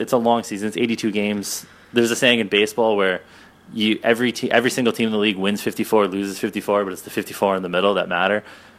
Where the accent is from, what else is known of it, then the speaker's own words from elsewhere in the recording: Toronto, Ontario, Canada; I'm from Toronto, for everybody that hasn't figured that out yet, but my sweet accent.